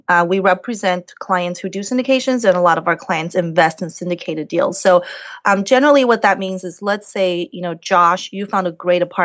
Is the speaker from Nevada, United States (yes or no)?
yes; Las Vegas, Nevada, United States; moved away; I'm from Las Vegas originally